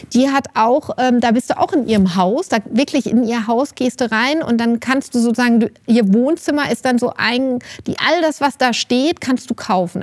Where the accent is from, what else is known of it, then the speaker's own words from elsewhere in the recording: Rüsselsheim, Hesse, Germany; now in Bad Nauheim, Germany; ich komme ja nicht aus der Wetterau, ich komme ja aus Rüsselsheim